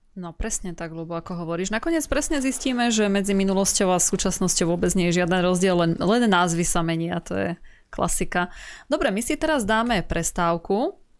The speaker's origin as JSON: {"language": "Slovak", "country": "Slovakia", "said": "ja som raz e, zo Slovenska"}